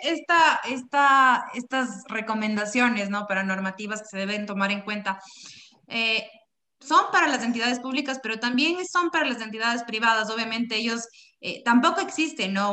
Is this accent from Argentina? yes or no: no; Ecuador; Nosotros como, como ecuatorianos, como parte de, de, de, la ciudadanía ecuatoriana